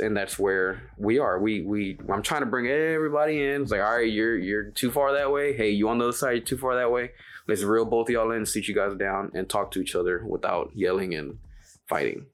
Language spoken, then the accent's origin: English; Dallas, Texas, United States; I'm born and raised in Oak Cliff.